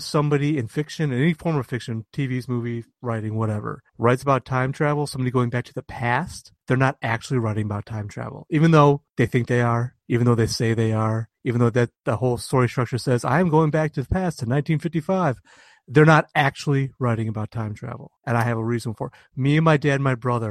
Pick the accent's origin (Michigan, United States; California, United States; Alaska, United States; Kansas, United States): Michigan, United States; moved away; I grew up in Michigan, where we're about the furthest west you can get and still be in the Eastern time zone